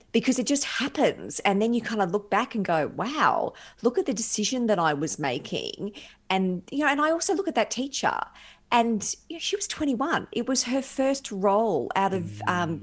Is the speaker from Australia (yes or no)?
yes; Brisbane, Queensland, Australia; moved away; So I'm a Brisbane girl by birth.